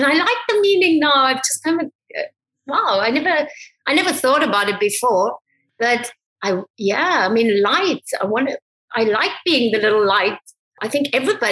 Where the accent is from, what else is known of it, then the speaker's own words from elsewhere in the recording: South Africa; moved away as an adult; now in Barcelona, Spain; I was born in South Africa. I grew up in South Africa.